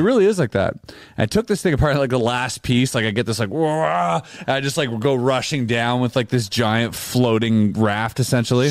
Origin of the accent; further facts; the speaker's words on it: Canada; We are Canadian